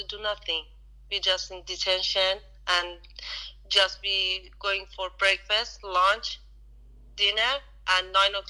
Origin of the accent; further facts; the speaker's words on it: Iran; English is a second language; moved away as an adult; now in Australia; When I was living in Iran, in my country